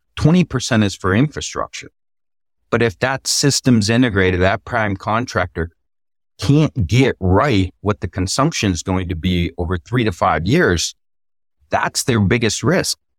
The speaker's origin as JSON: {"language": "English", "region": "Texas", "country": "United States", "tie": "born or raised there", "said": "State of Texas here, my home state"}